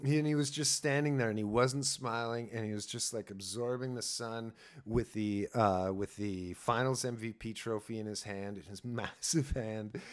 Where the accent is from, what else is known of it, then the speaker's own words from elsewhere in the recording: Sault Ste. Marie, Ontario, Canada; I grew up in Sault Ste. Marie. We're, uh, right in the border to Michigan